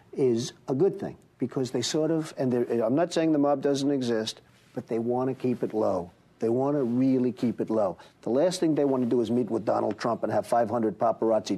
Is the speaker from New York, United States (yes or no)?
yes; New York City, New York, United States; I was raised in New York and grew up and work and everything else in New York City